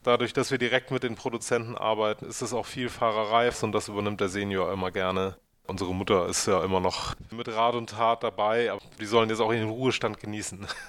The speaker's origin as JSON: {"language": "German", "region": "Northern Germany", "country": "Germany", "also_born_or_lived": "Munich / Hamburg", "lives_now": "Uetersen, Germany", "said": "ich als Norddeutscher"}